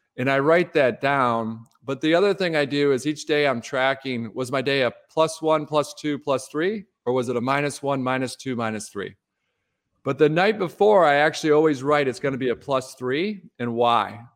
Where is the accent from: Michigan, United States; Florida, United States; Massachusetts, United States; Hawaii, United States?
Michigan, United States; Detroit; Midwesterner growing up in Detroit